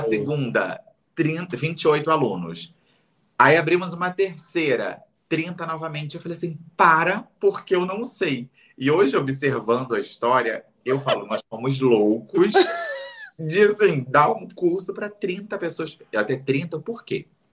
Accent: Rio de Janeiro, Brazil; Realengo, na cidade onde eu fui criado. Eh, na cidade, não, perdão, no bairro que eu fui criado.

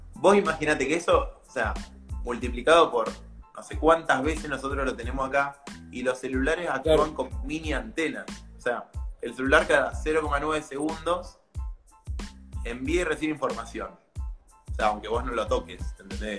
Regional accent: Argentina; en un país como Argentina, que por ahí estamos limitados en los recursos

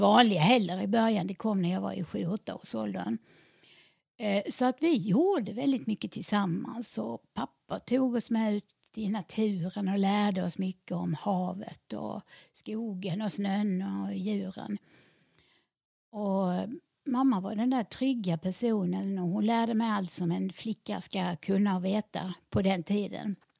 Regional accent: Helsingborg, Skåne, Sweden; jag är född och uppvuxen i Helsingborg

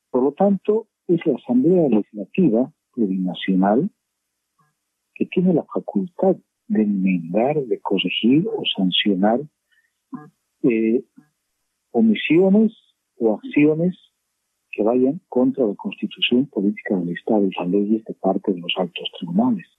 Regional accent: Bolivia; como boliviano

